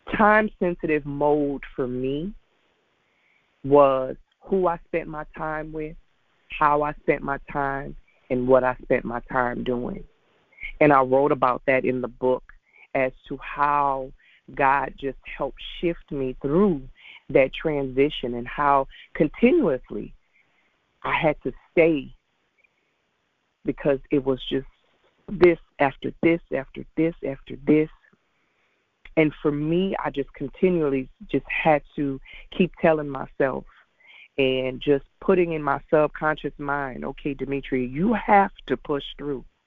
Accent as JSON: {"language": "English", "town": "Lafayette", "region": "Louisiana", "country": "United States", "tie": "born or raised there", "lives_now": "Baton Rouge, United States", "said": "I was born and raised in Lafayette, Louisiana"}